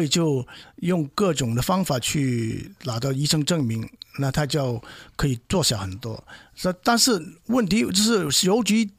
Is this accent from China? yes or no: yes; China; moved away as an adult; now in United States; 像像我们中国人做事也不会乱来的